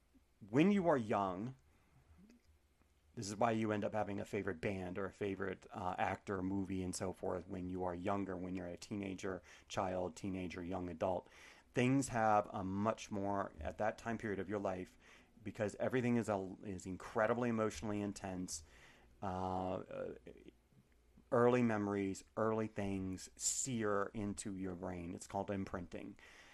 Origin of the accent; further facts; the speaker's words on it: Cincinnati, Ohio, United States; The Bengals were very good when I was growing up in Cincy, so I became a Cowboys fan.